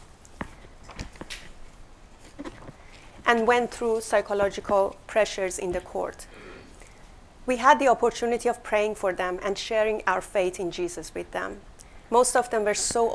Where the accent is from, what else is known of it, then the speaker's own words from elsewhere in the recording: Iran; moved away; We were both born and raised in Iran, an Islamic country